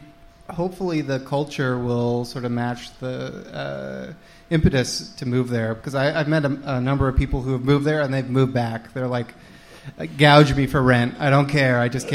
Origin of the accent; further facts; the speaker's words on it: Hamilton, Ontario, Canada; moved away as an adult; now in Toronto, Canada; I grew up in Hamilton, Ontario.